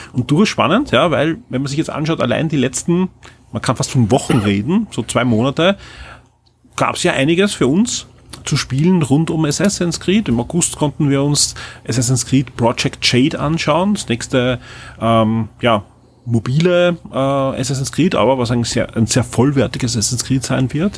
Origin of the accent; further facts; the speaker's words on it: Austria; als Österreicher